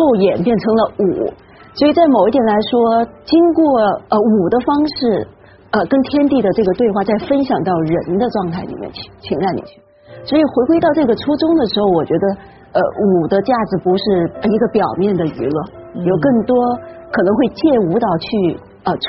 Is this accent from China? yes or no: yes; China; 我们中国人